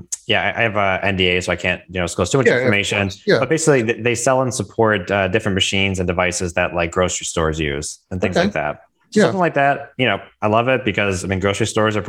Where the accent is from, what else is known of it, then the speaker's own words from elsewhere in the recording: Milford, Michigan, United States; I'm born and raised in Michigan, and I grew up in Milford